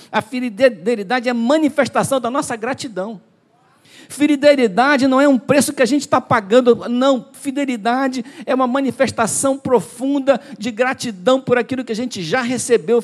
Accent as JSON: {"language": "Portuguese", "town": "Duque de Caxias", "region": "Rio de Janeiro", "country": "Brazil", "said": "nós somos de Caxias"}